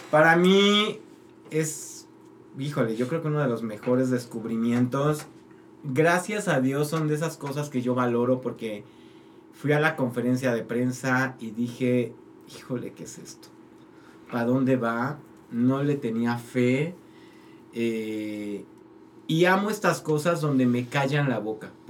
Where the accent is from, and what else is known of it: Mexico